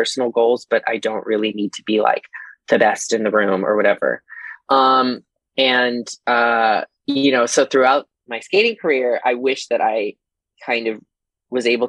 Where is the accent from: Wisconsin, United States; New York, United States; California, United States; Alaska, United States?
Alaska, United States; Fairbanks; also born or lived in Texas; now in Chicago, United States; the girls around me that I grew up with in Fairbanks, Alaska